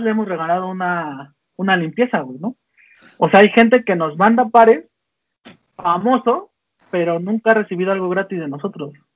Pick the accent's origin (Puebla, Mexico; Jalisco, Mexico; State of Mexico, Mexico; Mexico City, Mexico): State of Mexico, Mexico; Tlalnepantla; also born or lived in Guadalajara; yo soy de Tanepantla, entonces todo ese barrio que yo traía